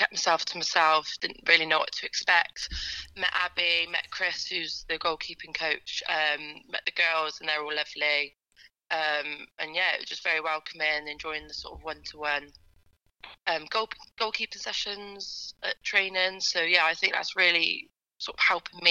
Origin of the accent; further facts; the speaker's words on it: Gloucester, South West England, United Kingdom; my hometown